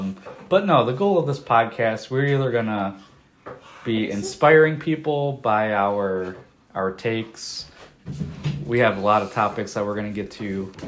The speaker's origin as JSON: {"language": "English", "town": "Cleveland", "region": "Ohio", "country": "United States", "tie": "born or raised there", "also_born_or_lived": "Brook Park, Ohio / Lakewood, Ohio", "said": "No, I went to elementary school in East Cleveland, actually. Like, the Cleveland City School District. Okay. Till, like, sixth grade."}